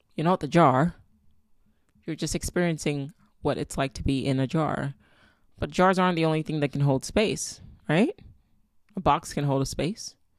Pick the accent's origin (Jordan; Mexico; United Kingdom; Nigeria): Nigeria; I'm Nigerian. My daughter is Nigerian.